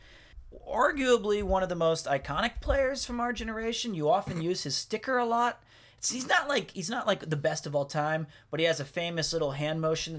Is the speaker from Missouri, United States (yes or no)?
yes; Missouri, United States; So he's, you know, from my home state.